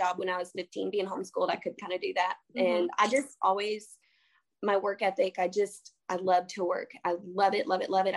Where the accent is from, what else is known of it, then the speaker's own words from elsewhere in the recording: Kentucky, United States; I'm from Kentucky